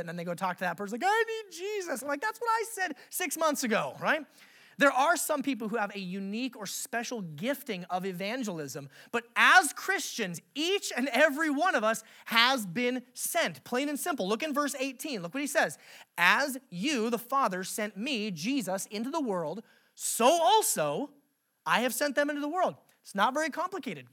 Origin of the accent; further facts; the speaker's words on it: Alaska, United States; I grew up in Alaska